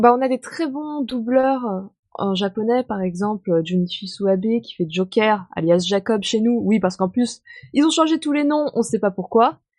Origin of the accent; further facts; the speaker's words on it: France; je suis française